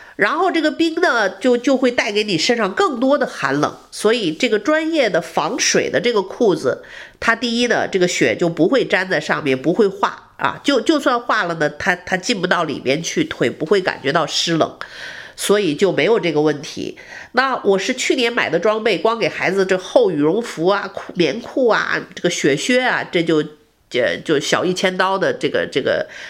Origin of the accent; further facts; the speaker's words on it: Harbin, Heilongjiang, China; also born or lived in Beijing; now in Houston, United States; 我的故乡哈尔滨的冰灯